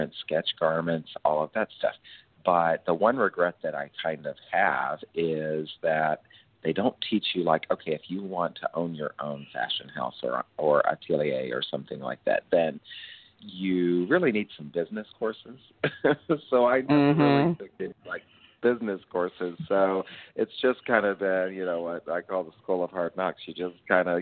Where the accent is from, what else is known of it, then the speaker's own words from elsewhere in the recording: Nashville, Tennessee, United States; also born or lived in New York / Oklahoma City, Oklahoma; I grew up in Nashville, Tennessee